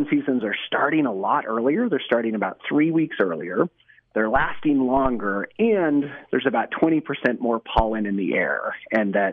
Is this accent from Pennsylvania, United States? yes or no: no; Colorado, United States; now in Utah, United States; I grew up in Colorado doing a lot of hunting and fishing